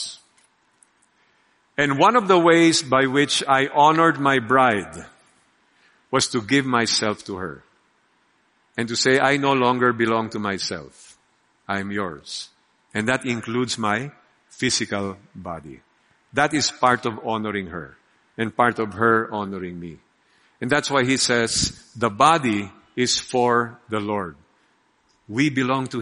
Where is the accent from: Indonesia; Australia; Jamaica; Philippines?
Philippines; We are Filipino